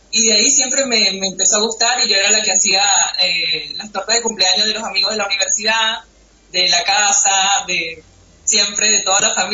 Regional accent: Venezuela; now in Argentina; De Venezuela.

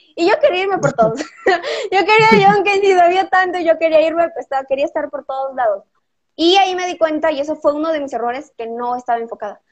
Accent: Peru; tengo ya 17 años, soy de Perú

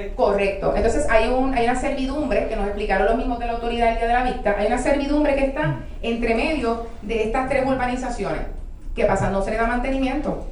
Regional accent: Ponce, Puerto Rico; moved away as an adult; now in Juana Díaz, Puerto Rico; soy residente de Ponce original, me mudó a Juana hace 13 años

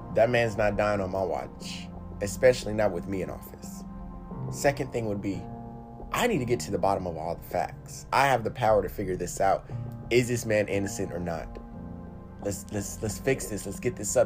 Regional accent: United States; I am woven within the thread of America. I am American

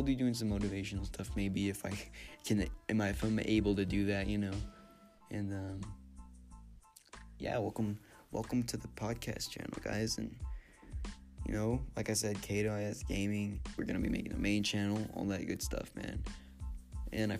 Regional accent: San Antonio, Texas, United States; now in Mexico City, Mexico; I'm from San Antonio

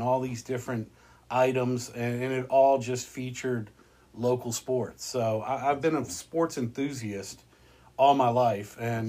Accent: Portsmouth, Virginia, United States; I grew up in Portsmouth

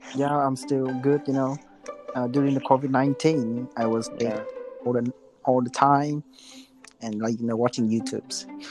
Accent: Vietnam; English is a second language; now in Japan; I'm from Vietnam.

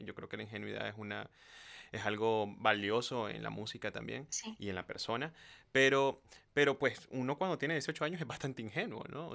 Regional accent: Nicaragua; soy de Nicaragua

